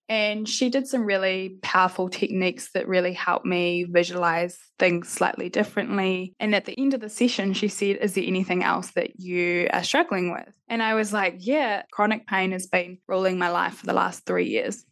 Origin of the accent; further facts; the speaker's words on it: Christchurch, Canterbury, New Zealand; also born or lived in Adelaide; I'm from Christchurch